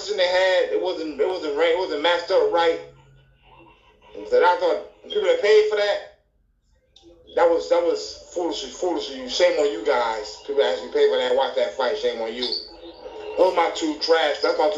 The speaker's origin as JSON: {"language": "English", "town": "Detroit", "region": "Michigan", "country": "United States", "tie": "born or raised there", "said": "in Detroit."}